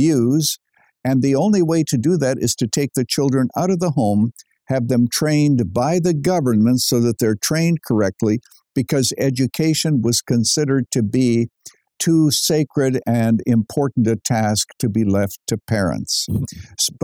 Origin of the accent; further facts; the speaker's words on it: Canada; I was born in Canada.